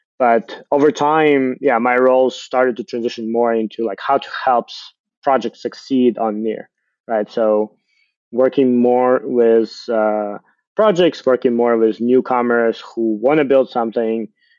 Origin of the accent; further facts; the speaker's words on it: Ukraine; I'm from Ukraine.